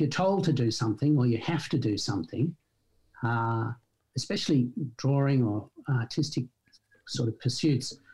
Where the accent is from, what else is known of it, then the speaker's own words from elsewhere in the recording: Sydney, New South Wales, Australia; born and raised in Sydney. Absolutely. Went to school in Sydney and then went to university in Sydney. So yeah, complete Sydney-sider